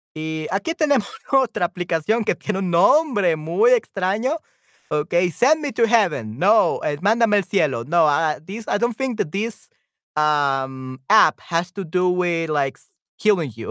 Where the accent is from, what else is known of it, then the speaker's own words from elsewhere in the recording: El Salvador; en mi, en mi país, en El Salvador